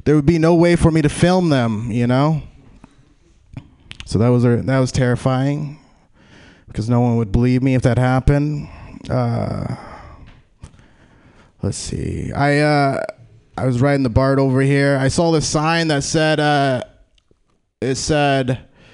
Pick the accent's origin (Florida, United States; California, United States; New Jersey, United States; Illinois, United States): California, United States; Lathrop; I grew up out in Lathrop, close